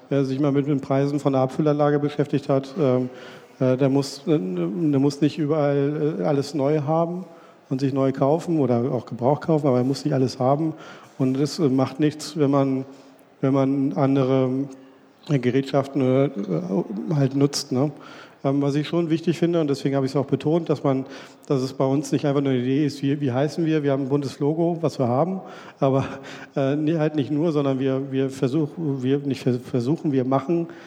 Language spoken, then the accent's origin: German; Springe, Lower Saxony, Germany; Sven kommt aus äh, Basinghausen, ich komme aus Springer. Ähm, der Deister liegt in der Mitte